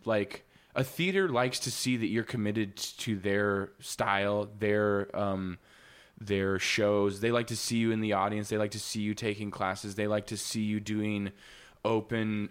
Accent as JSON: {"language": "English", "region": "Wisconsin", "country": "United States", "tie": "born or raised there", "also_born_or_lived": "Missouri", "moved": "as an adult", "lives_now": "Los Angeles, United States", "said": "I was born in Missouri, moved to Wisconsin when I was like four"}